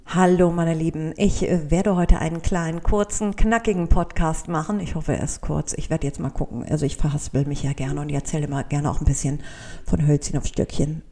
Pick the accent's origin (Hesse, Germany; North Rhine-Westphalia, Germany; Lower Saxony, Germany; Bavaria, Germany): North Rhine-Westphalia, Germany; Cologne; für mich als Kölnerin